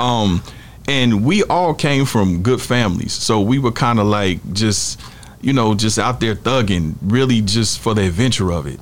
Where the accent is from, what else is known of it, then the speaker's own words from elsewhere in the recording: Kansas City, Missouri, United States; we from Kansas City, Missouri